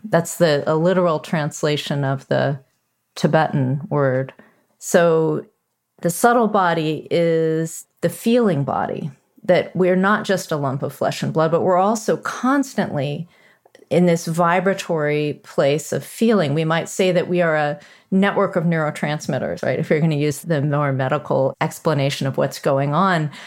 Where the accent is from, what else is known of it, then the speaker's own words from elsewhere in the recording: United States; when I was growing up in America